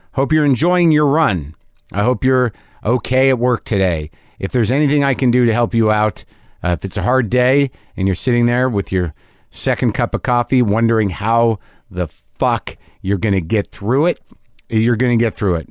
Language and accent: English; Albuquerque, New Mexico, United States; moved away; I grew up in Albuquerque, New Mexico